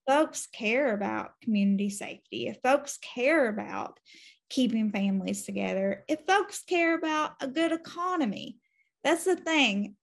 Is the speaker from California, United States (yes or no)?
no; Louisa, Kentucky, United States; I am from Kentucky, still live here, out in eastern Kentucky, in Louisa, to be exact